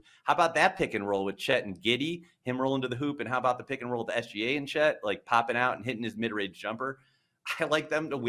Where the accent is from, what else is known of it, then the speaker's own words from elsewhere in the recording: Cleveland, Ohio, United States; I mean, I'm from Cleveland.